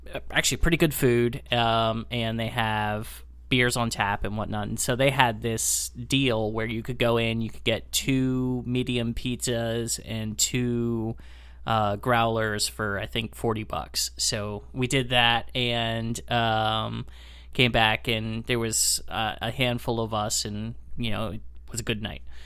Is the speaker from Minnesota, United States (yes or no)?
no; Lancaster, Pennsylvania, United States; now in Chicago area, United States; my hometown of Lancaster, Pennsylvania